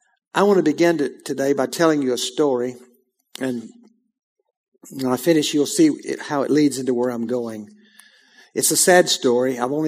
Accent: Texas, United States; I said, I'm a pastor from Texas

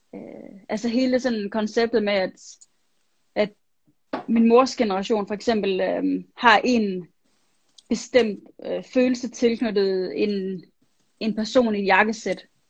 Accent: Vejle, Southern Denmark, Denmark; jeg voksede op i Vejle, i Jylland

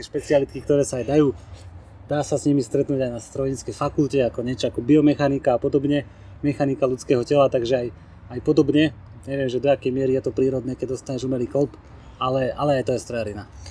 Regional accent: Dubnica nad Váhom, Trenčín Region, Slovakia; Ja som pochádzam z Dubnice nad Váhom a tam teda veľká ťažká strojarina, tanky, veci proste, buldozery, žeriavy, hej. A toto všetko proste som v tom vyrastal

